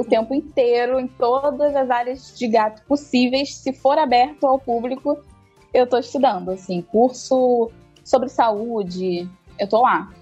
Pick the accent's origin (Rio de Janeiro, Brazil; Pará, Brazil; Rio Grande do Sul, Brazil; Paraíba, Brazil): Rio de Janeiro, Brazil; sou do Rio de Janeiro, atendo Rio de Janeiro e Niterói também